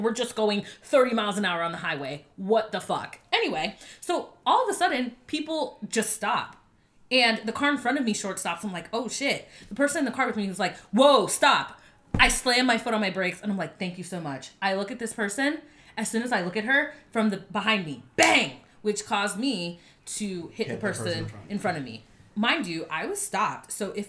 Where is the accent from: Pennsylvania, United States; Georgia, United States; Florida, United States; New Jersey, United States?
Florida, United States; now in Atlanta, United States; I'm from Florida.